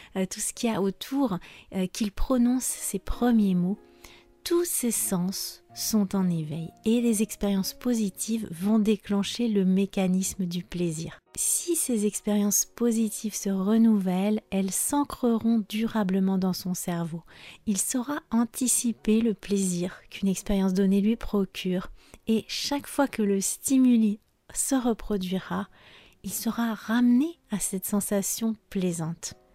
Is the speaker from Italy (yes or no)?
no; France; Je suis française